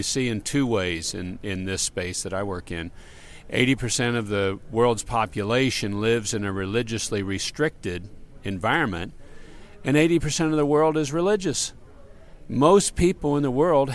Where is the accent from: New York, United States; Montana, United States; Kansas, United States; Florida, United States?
Kansas, United States; I'm American, raised in Kansas